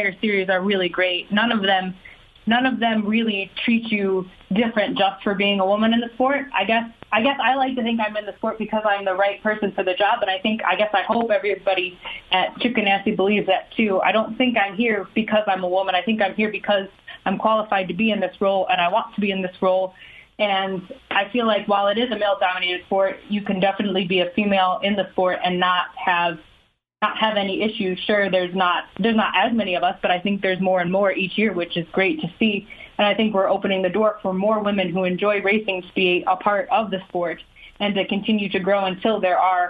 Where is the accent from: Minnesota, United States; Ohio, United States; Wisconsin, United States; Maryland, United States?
Ohio, United States; growing up in Ohio